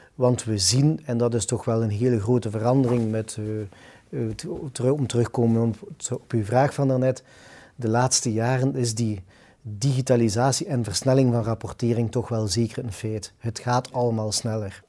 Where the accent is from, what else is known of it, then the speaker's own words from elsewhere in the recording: Ghent, Flanders, Belgium; We zijn dan ook nog allebei Gentenaars